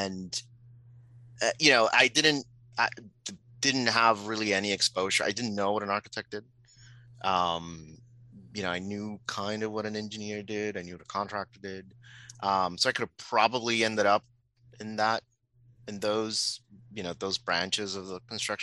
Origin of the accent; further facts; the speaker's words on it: Puerto Rico; moved away; I'm originally from Puerto Rico. I was born and grew up there.